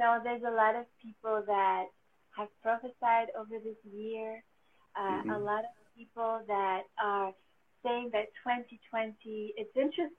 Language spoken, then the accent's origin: English; Paris, Île-de-France, France; also born or lived in New York, United States / Greece (ancestry); now in Vancouver, Canada; I was born in Paris, but my parents are Greek